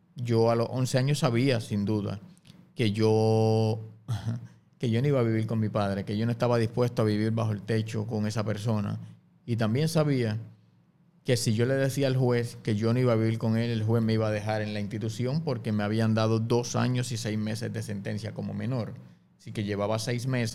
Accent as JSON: {"language": "Spanish", "town": "Guaynabo", "country": "Puerto Rico", "tie": "born or raised there", "said": "yo soy natural del barrio Camarones en Guainabo"}